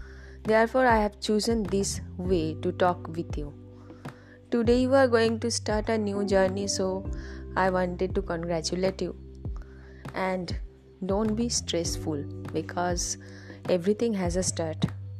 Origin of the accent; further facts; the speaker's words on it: India; from India.